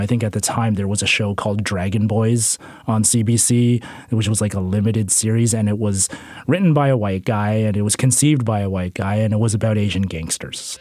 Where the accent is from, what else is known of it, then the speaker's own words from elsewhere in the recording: Canada; Canadian filmmakers